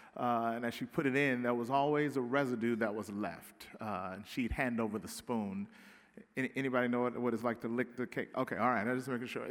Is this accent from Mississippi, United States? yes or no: yes; Pearl, Mississippi, United States; moved away as an adult; now in Southern California, United States; Growing up in Pearl, Mississippi